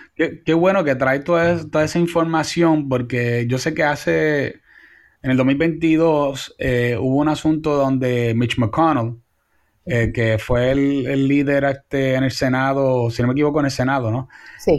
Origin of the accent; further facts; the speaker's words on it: Puerto Rico; nosotros como puertorriqueños